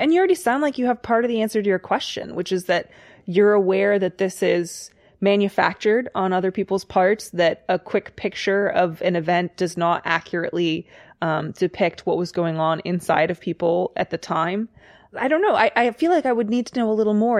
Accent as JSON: {"language": "English", "town": "Kfar Saba", "region": "Central District", "country": "Israel", "said": "I'm from Israel, a town called Kfar Saba"}